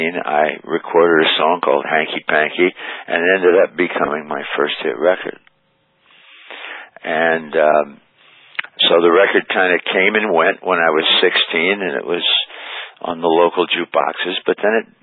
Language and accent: English; South Bend, Indiana, United States; also born or lived in Dayton, Ohio / Niles, Michigan; now in Cedar Grove, United States; I was born in Dayton, Ohio. And my father was in the hotel business, managed a hotel there. We weren't there very long. Moved to South Bend, Indiana when I was, like 1 year old, years old. And sort of vacillated between South Bend and Niles, Michigan